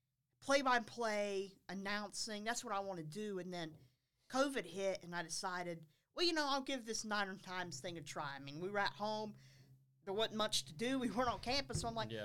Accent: Concord, North Carolina, United States; I'm from Concord, actually. From Concord, oh, wow. North Carolina

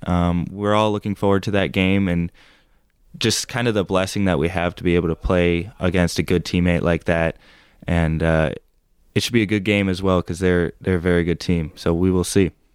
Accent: Green Bay, Wisconsin, United States; moved away as an adult; now in Hillsdale, United States; I am from Green Bay, Wisconsin, so about six and a half, seven hours away from here

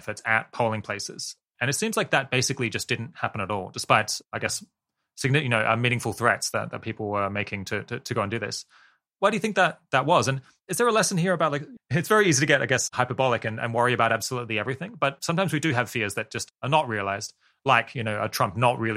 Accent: Australia; now in United Kingdom; I come from Australia and now live in the UK

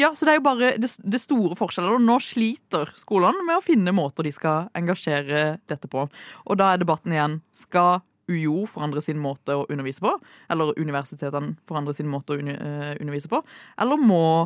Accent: Kristiansand, Agder, Norway; moved away; Hun er jo fra Sørlandet. Ja. Det, det, er jeg også

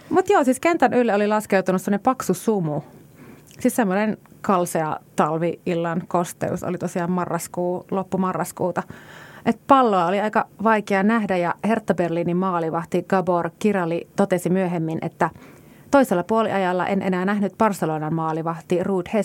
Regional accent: Kajaani, Kainuu, Finland

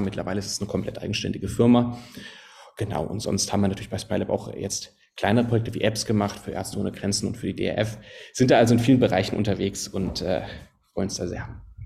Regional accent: Konstanz, Baden-Württemberg, Germany; moved away as an adult; also born or lived in Potsdam; now in Berlin, Germany; ich komme ursprünglich von Konstanz am Bodensee, aber da hat es mich dann vor zehn Jahren äh, nach Norddeutschland sozusagen gezogen

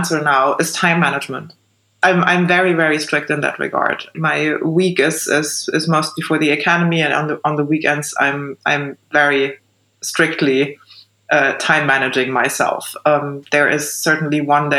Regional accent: East Germany, Germany; I was born in East Germany and grew up in the East

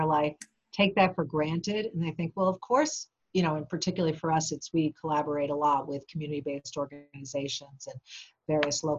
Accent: New York, United States; also born or lived in Boston area, Massachusetts; now in Western Massachusetts, United States; I'm originally from New York, and I always mention that because for those who are from New York, I feel like if you're from New York, you always have a little bit of New York in you

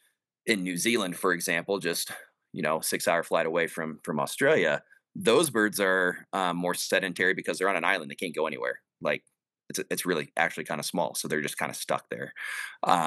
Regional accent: Northeast Texas, United States; I grew up hunting in Northeast Texas

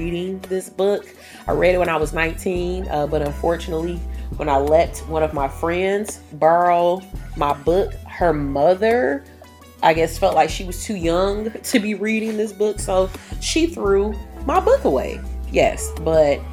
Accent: Detroit, Michigan, United States; I was attending the Detroit School of the Arts, and I graduated in 2007

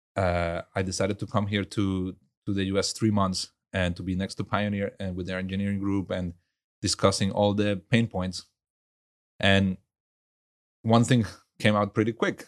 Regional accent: Venezuela; also born or lived in Germany; now in Houston, United States; I grew up in Venezuela

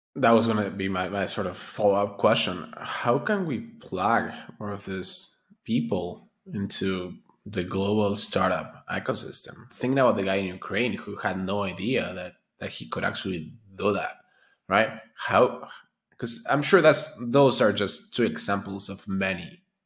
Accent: Argentina; moved away; also born or lived in United States; I'm, I'm originally from Argentina

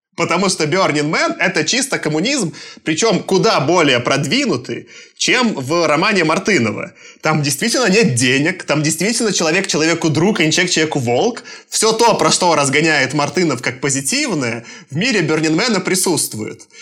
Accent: Belarus; moved away; also born or lived in Moscow, Russia; Я, получается, я родился в Советском Союзе в 88 году. Я даже застал. А рос я вот в этой ужасной лукашенковской Беларуси

